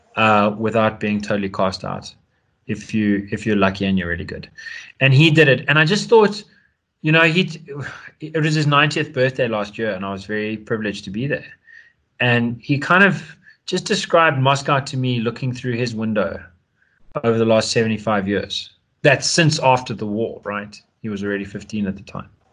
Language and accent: English; South Africa; As a South African, we've got the 21st birthday as a ritual